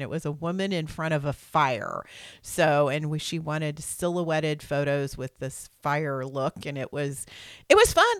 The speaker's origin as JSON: {"language": "English", "region": "Missouri", "country": "United States", "said": "I'm from Missouri. That's got an R in it when you live here."}